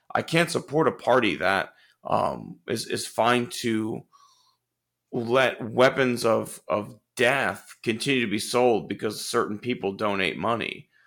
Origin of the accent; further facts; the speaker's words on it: Houston, Texas, United States; I grew up in Clear Lake, c, considered pretty middle class